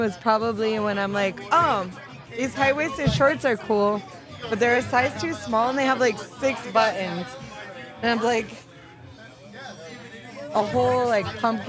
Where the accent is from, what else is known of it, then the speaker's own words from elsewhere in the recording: Texas, United States; moved away; also born or lived in Miami; I grew up in Texas